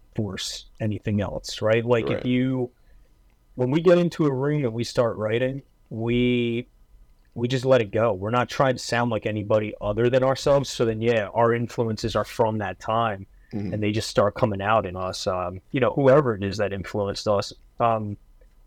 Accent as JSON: {"language": "English", "region": "New Jersey", "country": "United States", "moved": "yes", "lives_now": "Philadelphia, United States", "said": "I'm from North Jersey originally, then moved to South Jersey. I've been living right outside of West Philly for say like 9 years now"}